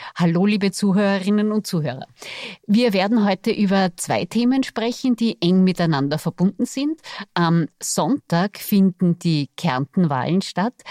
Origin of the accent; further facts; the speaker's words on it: Salzburg, Austria; wir sind beide gebürtige SalzburgerInnen